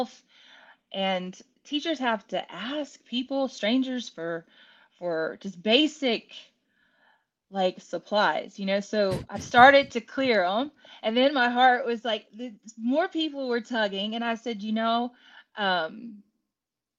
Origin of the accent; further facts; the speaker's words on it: Winnie, Texas, United States; I'm from Winnie, Texas.